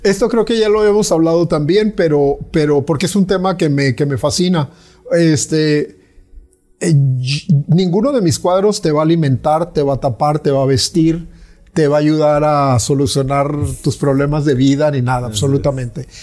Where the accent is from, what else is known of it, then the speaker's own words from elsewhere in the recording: Mexico; moved away as an adult; now in Mérida, Mexico; si soy mexicano, pues tengo que tener una voz de, lo que vivo, ¿no? Pero yo tengo 67 años y yo salí de mi país